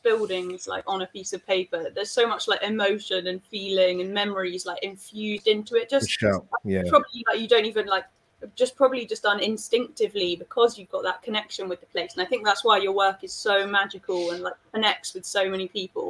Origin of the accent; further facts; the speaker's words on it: Spain; we grew up in Spain